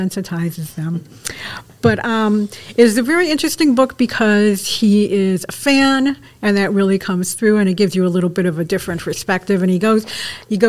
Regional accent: Brockport, New York, United States; when I was little girl growing up in Brockport

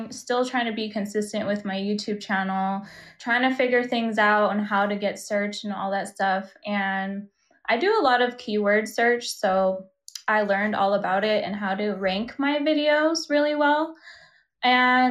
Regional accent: Las Vegas, Nevada, United States; I'm from Las Vegas, which is a very exciting place to grow up

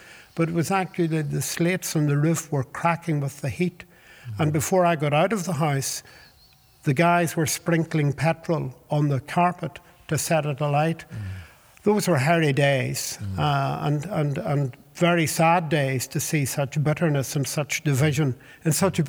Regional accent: Dublin, Leinster, Ireland; also born or lived in Belfast; I was born in the Salvation Army Hostel off the Antrim Road in Belfast in the 21st of October 1945. My mother had come from Dublin during her confinement, was there, and then took me back to Dublin

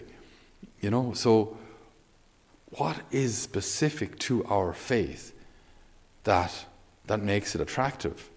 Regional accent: Ireland

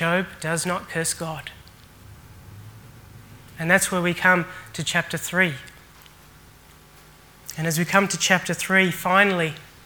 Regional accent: Australia; also born or lived in Sri Lanka; I was born in Sri Lanka and moved to Australia when I was just 8 months

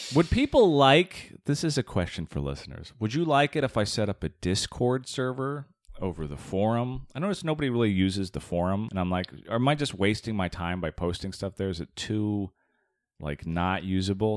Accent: Tucson, Arizona, United States; I grew up in Tucson, Arizona

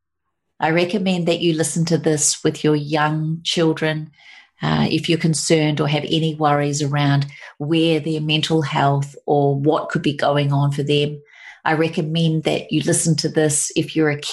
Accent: New Zealand; now in Sunshine Coast, Australia; we come from New Zealand.

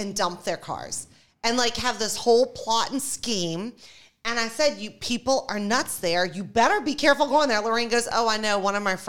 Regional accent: New Orleans, Louisiana, United States; I'm from New Orleans.

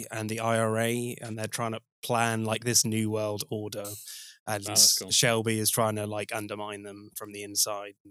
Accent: West Country, South West England, United Kingdom; I am from the West Country.

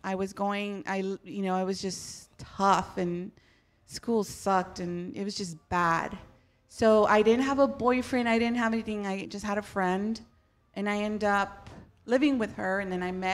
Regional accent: Huntington Park, California, United States; I was born in Huntington Park

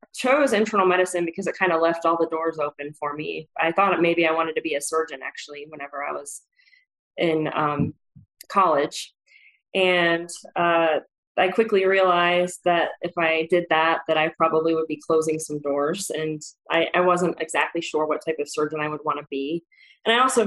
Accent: Indianapolis, Indiana, United States; moved away as an adult; also born or lived in Chapel Hill, North Carolina; now in Georgia, United States; I grew up in Indiana. I was born in Indianapolis

